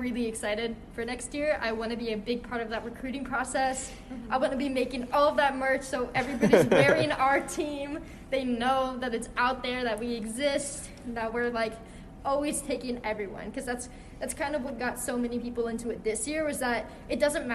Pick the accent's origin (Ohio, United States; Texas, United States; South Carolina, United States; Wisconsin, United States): Ohio, United States; Columbus; moved away; where I'm from, girls don't play hockey. I'm from Ohio